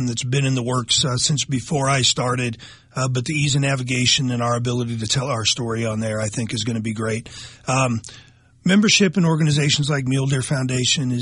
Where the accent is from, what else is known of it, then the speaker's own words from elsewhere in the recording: Nebraska, United States; growing up in Nebraska, hunting and fishing with my dad and my grandparents